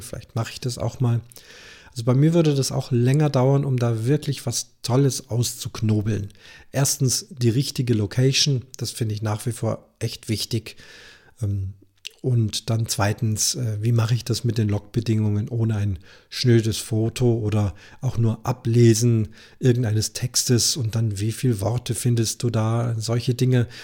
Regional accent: Munich, Bavaria, Germany; bei uns in München

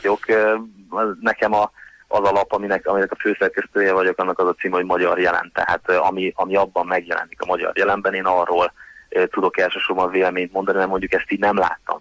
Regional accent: Hungary; nekem magyar állampolgárságom van, magyar vagyok

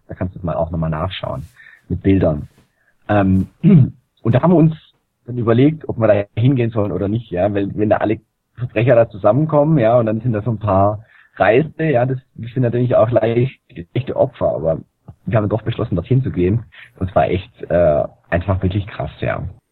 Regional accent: Germany; bei uns in Deutschland

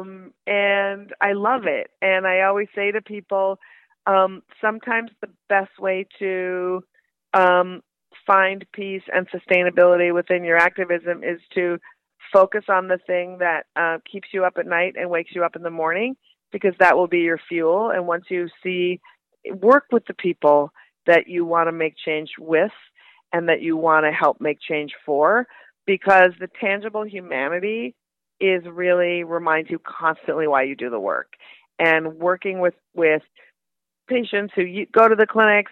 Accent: Minnesota, United States; moved away; also born or lived in Brooklyn; I'm from Minnesota originally

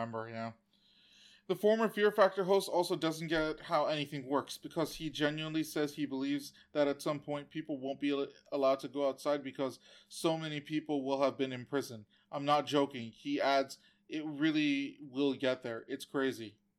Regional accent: United States; I'm an American

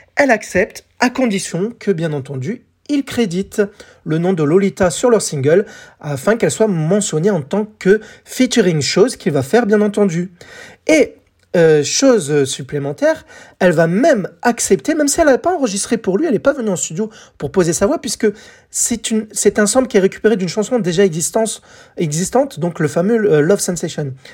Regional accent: France; chez nous en France

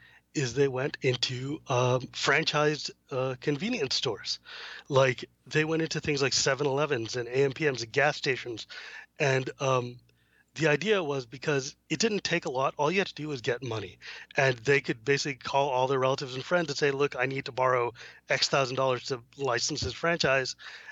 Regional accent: United States; I'm an American. I don't sound like that.

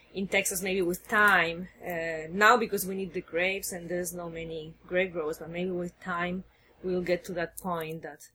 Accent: Spain; English is a second language; now in United States; Okay, so I came from Spain 7 years ago to the States, and I've been working 3 years for a college in North Carolina developing an enology program.

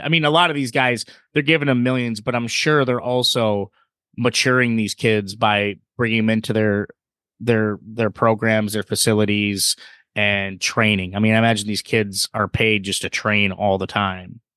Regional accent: Michigan, United States; Steve and I, we, we're from Michigan

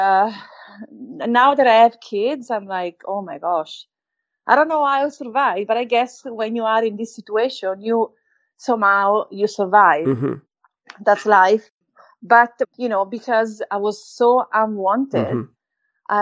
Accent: Valtellina, Lombardy, Italy; accent: Italian; English is a second language; moved away; also born or lived in Naples; I grew up in North Italy, where my stepdad was from, Valtellina, beautiful place

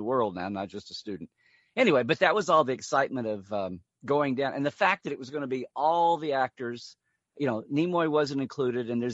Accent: around Norman and Oklahoma City, Central Oklahoma, United States; I was growing up in Oklahoma, Central Oklahoma, around Norman and Oklahoma City

